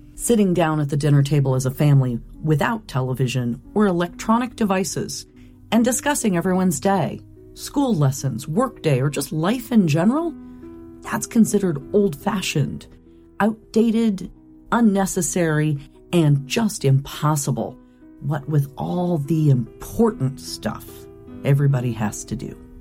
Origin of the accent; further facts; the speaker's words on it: Roseburg, Oregon, United States; moved away; the community college in my hometown